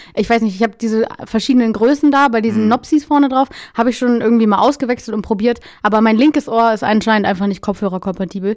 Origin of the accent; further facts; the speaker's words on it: Lower Saxony, Germany; ich, bin ja auch Norddeutscher